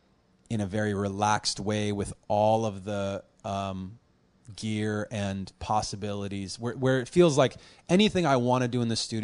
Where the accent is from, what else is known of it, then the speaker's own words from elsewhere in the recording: Los Angeles, California, United States; I was born on the Valley side, actually in Panorama City, which is not too far from, like, where the Karate Kid, you know, Encino is, like, not that far. 10 minutes. And then I've moved up and down the Valley side